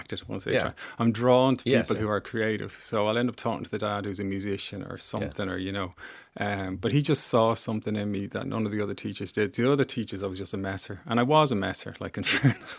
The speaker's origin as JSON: {"language": "English", "town": "Dublin", "region": "Leinster", "country": "Ireland", "tie": "born or raised there", "also_born_or_lived": "Lucan Heights / Strawberry Beds", "said": "I grew up originally in Lucan Heights, and then we moved to the Strawberry Beds"}